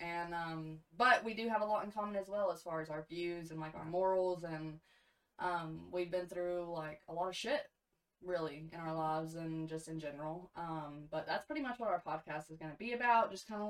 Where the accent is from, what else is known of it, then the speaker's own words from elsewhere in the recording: East Tennessee, United States; We're from East Tennessee.